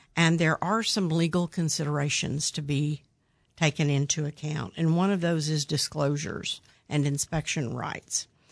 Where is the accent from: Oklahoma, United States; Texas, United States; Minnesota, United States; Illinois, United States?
Oklahoma, United States; Midwest City; I grew up in Midwest City